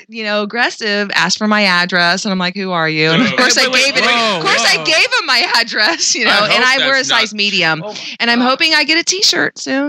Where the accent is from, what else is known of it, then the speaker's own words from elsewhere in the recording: Pacifica, California, United States; That's where I grew up. That's my hometown. Moved all these times, but my dad stayed there, so I considered it my hometown.